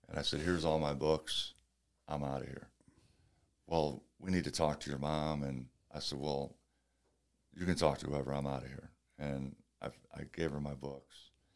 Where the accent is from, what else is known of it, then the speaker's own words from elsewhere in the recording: St. Louis, Missouri, United States; I started out at the boys' club in Saint Louis.